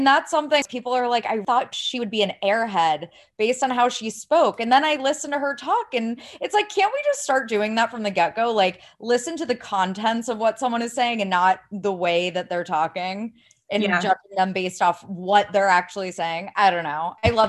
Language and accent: English; Ohio, United States; I had always been told, like, I sound like I'm from California. I'm from Ohio. This is like just the way I talk.